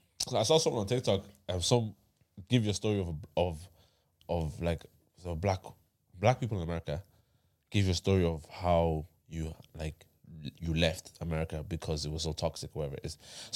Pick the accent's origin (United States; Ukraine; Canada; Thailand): Thailand; We're here, right? And we're from Thailand.